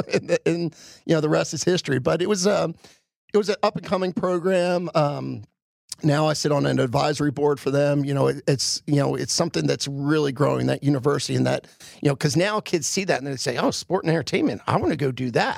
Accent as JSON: {"language": "English", "town": "Philadelphia", "region": "Pennsylvania", "country": "United States", "tie": "born or raised there", "moved": "yes", "said": "I grew up in Philly."}